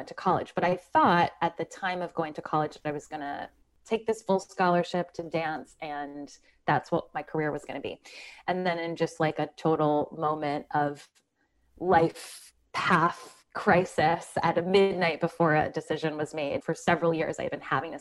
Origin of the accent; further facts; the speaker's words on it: Philadelphia, Pennsylvania, United States; now in New Jersey, United States; I grew up in Philadelphia in just like the most non-conventional household